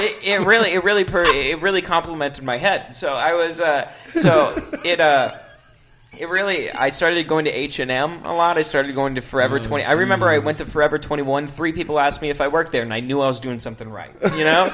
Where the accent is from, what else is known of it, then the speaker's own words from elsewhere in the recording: Arizona, United States; also born or lived in Sarasota, Florida / Chicago, Illinois; I was born in Florida, Sarasota. Moved to Chicago when I was 3, and then when I was 5, I moved to Arizona